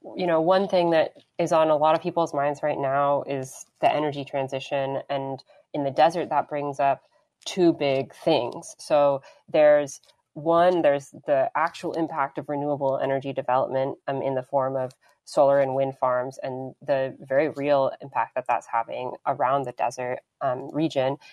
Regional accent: Denver, Colorado, United States; moved away; growing up in Denver

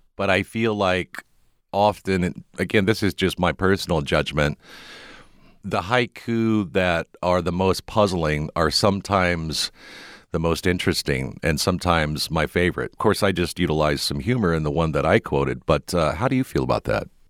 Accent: Midwest, United States; moved away; growing up in the Midwest

